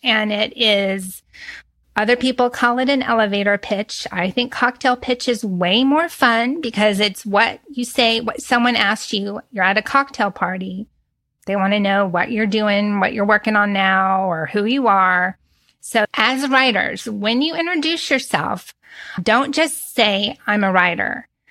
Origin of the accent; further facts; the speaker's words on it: Texas, United States; I'm from Texas and we chat. We're big chatters.